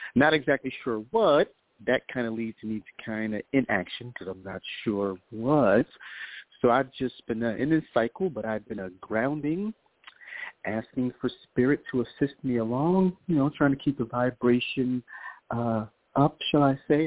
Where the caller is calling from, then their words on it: New York, United States; calling from New York